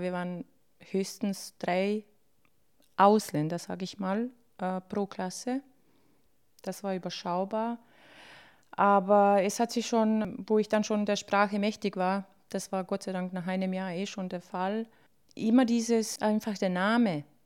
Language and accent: German; Bosnia & Herzegovina; now in Austria; ich bin in Bosnien geboren, ja, und es ist wo die Heimat und alles